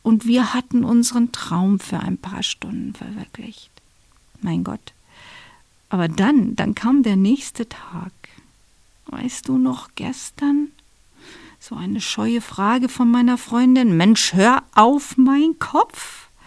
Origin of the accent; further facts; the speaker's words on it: Dortmund, North Rhine-Westphalia, Germany; now in Bavaria, Germany; Meine Eltern sind in Dortmund, wo ich herstamme